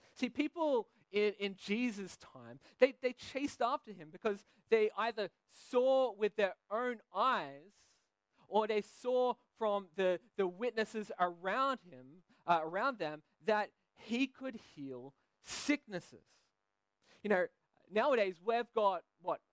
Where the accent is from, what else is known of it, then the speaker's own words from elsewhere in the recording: Sydney, New South Wales, Australia; now in Belgium; I'm from Sydney, Australia